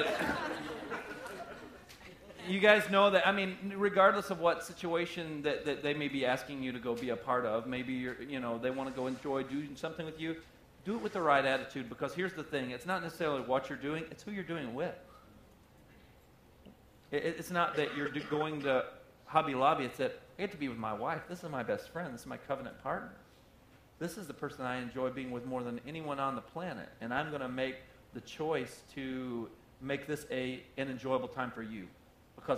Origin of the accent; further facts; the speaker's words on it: the South, United States; I'm from the South